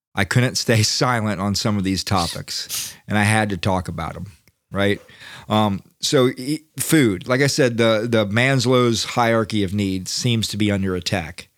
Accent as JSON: {"language": "English", "country": "United States"}